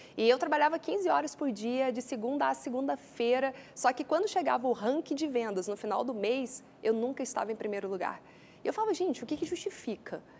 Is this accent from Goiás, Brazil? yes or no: yes; Goiânia, Goiás, Brazil; accent: Goiânia; que a minha terra é Goiânia